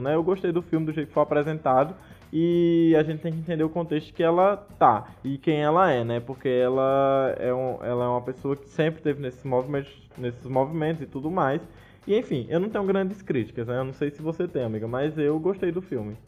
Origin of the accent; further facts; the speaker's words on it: Brazil; enquanto brasileiros